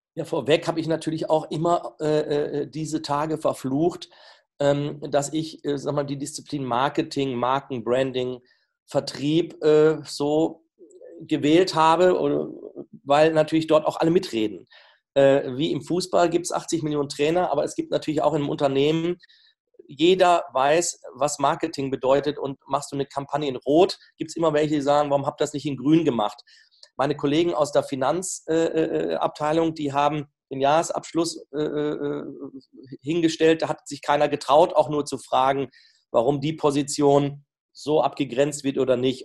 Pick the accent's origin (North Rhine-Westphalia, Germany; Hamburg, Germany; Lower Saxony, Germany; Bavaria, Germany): North Rhine-Westphalia, Germany; the Leverkusen area; Ich komme ja hier aus der Gegend